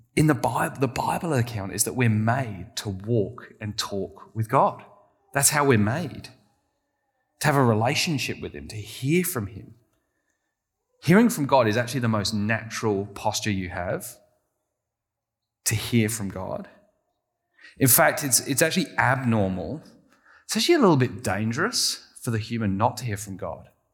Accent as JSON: {"language": "English", "region": "England", "country": "United Kingdom", "said": "I'm very English"}